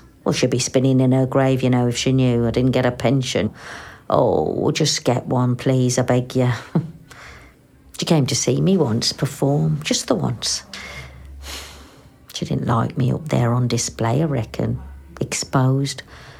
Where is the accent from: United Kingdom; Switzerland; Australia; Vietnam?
United Kingdom; England; My dad was Indonesian, yeah. My mum's from Smethwick and it's her that I grew up with here in England, yeah.